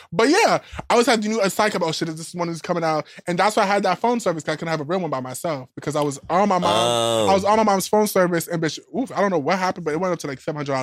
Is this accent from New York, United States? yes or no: yes; New York City, New York, United States; I was obviously from the Bronx